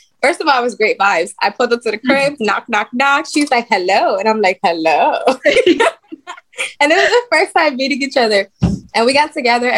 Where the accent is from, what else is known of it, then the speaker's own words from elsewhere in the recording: Dominican Republic; moved away; also born or lived in United States; I am from Dominican Republic. My parents are. I was born here, but I was raised in the DR